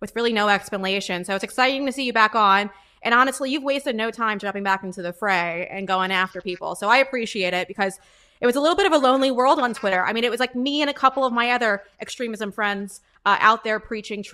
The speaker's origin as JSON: {"language": "English", "region": "New York", "country": "United States", "moved": "yes", "said": "I'm from New York"}